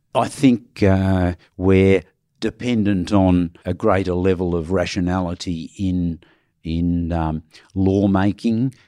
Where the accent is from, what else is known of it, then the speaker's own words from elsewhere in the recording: Australia; we as Australians